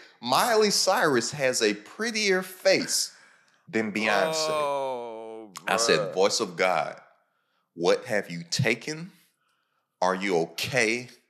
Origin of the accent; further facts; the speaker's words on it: Lexington, Kentucky, United States; I'm from Kentucky, bro. I'm from Lexington, Kentucky.